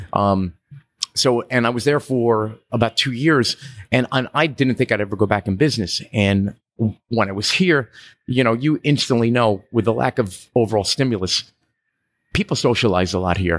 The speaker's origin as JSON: {"language": "English", "region": "New York", "country": "United States", "tie": "born or raised there", "accent": "bridge and tunnel", "moved": "as an adult", "lives_now": "Key West, United States", "said": "growing up in New York"}